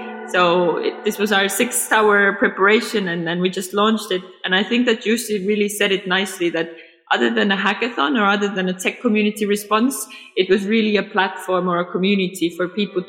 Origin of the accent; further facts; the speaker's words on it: Estonia; I'm from Estonia.